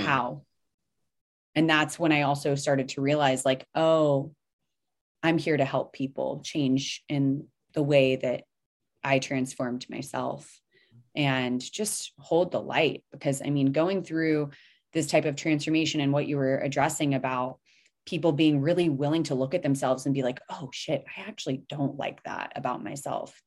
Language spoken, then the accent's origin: English; the South, United States; where I grew up here in the South